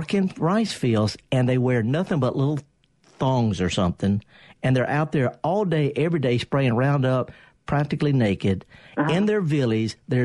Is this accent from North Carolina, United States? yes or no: no; Indianola, Mississippi, United States; It's my hometown. I'm going to go back to the place where I spent half my childhood